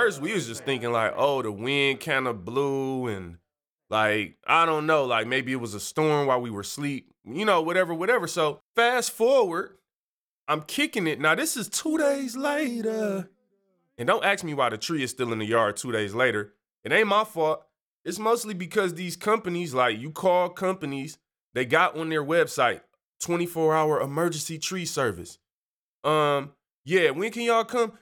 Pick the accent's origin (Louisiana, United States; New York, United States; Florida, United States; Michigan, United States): Michigan, United States; Detroit; moved away; I'm from Detroit